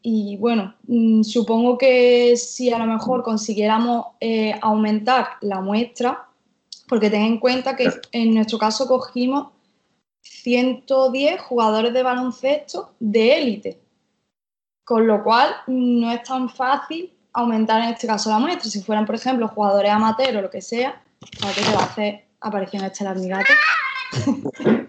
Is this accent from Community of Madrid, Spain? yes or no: no; Jaén, Andalusia, Spain; moved away as an adult; now in Málaga, Spain; vivo actualmente en Málaga, pero soy de Jaén. Vivo aquí en Málaga de hace unos